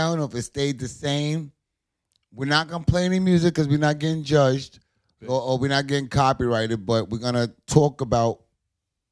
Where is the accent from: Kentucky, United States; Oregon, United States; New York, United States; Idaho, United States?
New York, United States; moved away as an adult; also born or lived in Ohio; I'm from New York. I went out to Ohio